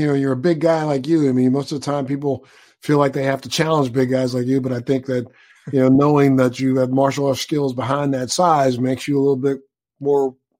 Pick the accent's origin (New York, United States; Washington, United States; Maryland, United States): Maryland, United States; Baltimore; Wow, well, I'm a Maryland boy. I'm from Baltimore originally